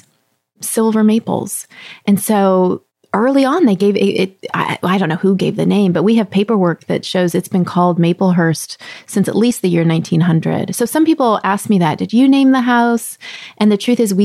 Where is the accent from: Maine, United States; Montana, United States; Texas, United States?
Texas, United States; also born or lived in southeastern Pennsylvania; now in Pennsylvania, United States; when I was growing up in Texas